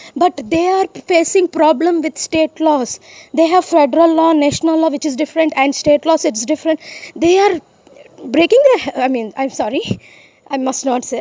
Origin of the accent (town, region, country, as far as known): India